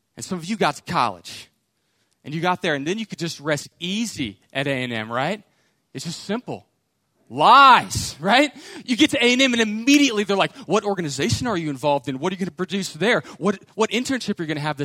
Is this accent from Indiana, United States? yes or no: no; Houston, Texas, United States; I grew up in Houston